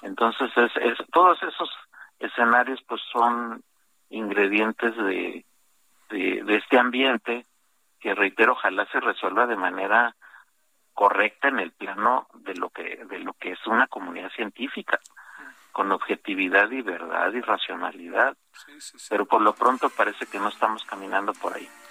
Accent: Mexico; los mexicanos somos con mucho el, más grande flujo

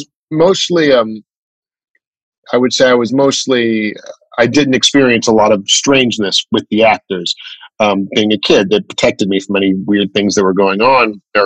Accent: Chicago, Illinois, United States; I grew up in Chicago, mainly

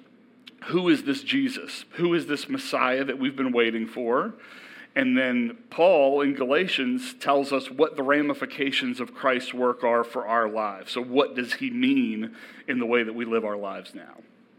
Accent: Elkton, Virginia, United States; I grew up in Elkton, so I'm a true local

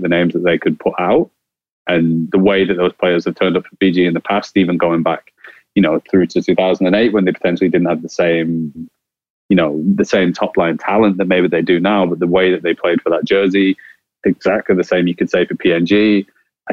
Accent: Ireland; accent: Irish; as an Irishman with this accent

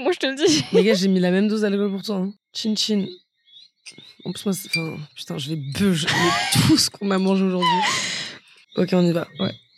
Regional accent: Versailles, Île-de-France, France; je viens de Versailles

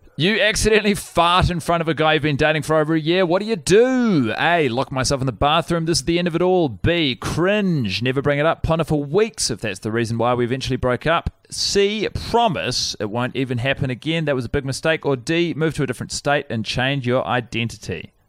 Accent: Wellington, New Zealand; I was born in, um, Wellington, Woodman's Hospital

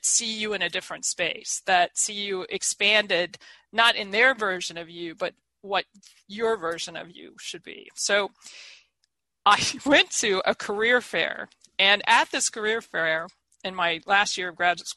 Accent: Eaton, Ohio, United States; moved away as an adult; also born or lived in State College, Pennsylvania / New York City; I'm this kid from Eaton, Ohio, this small town.

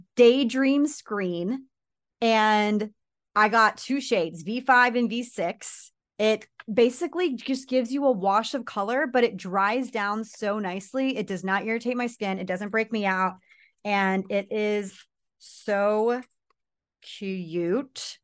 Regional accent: United States; I'm American

